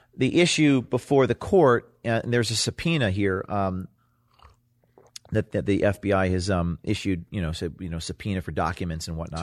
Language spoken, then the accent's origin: English; Hudson Valley, New York, United States; also born or lived in Bergen County, New Jersey; I'm from the, the, the, the Hudson Valley